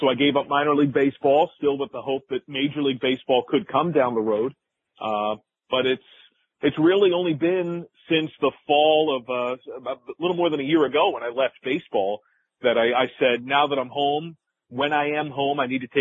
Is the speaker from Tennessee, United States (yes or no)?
no; Jersey Shore, New Jersey, United States; my hometown of the Jersey Shore